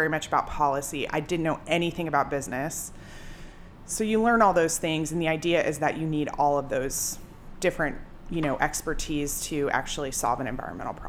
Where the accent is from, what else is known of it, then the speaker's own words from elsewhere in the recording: Colorado, United States; moved away as an adult; also born or lived in Boston; I grew up in Colorado